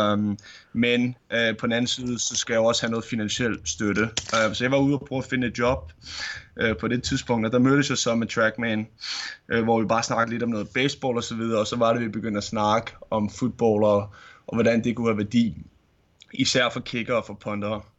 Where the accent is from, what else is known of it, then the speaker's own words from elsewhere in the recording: Vedbæk, Capital Region of Denmark, Denmark; det ligger i Vedbæk, uh, så det er lige, hvor jeg er vokset op uh, som lille, som lille knæk